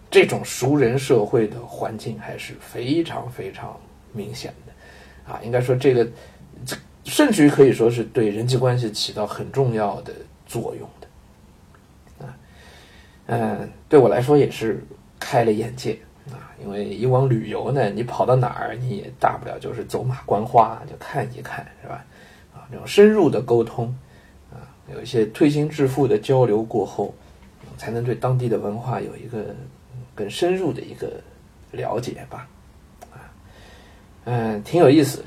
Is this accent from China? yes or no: yes; southern China, China; also born or lived in Jiangnan; 我身为一个南方人啊